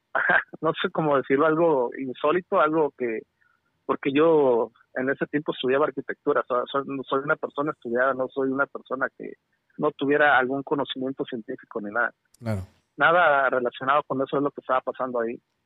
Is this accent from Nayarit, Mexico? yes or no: yes; Nayarit, Mexico; also born or lived in California; now in United States; yo soy de Nayarit.